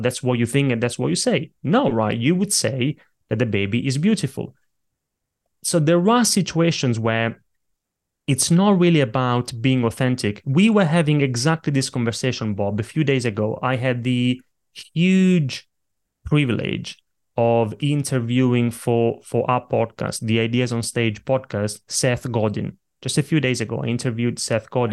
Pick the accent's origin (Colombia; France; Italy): Italy; now in London, United Kingdom; when I was a little kid growing up in Italy, I grew up in a family of very small business owners